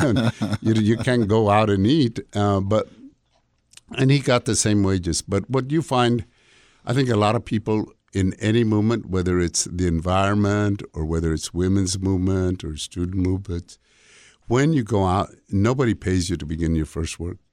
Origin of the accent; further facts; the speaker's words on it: Las Animas, Colorado, United States; moved away; also born or lived in California; I uh, grew up in a small town, Las Animas, Colorado.